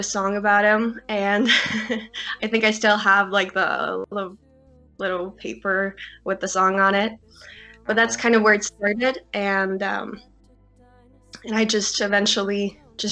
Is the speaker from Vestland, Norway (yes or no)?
no; Egersund, Rogaland, Norway; I am Norwegian, and I grew up here in Norway in a small town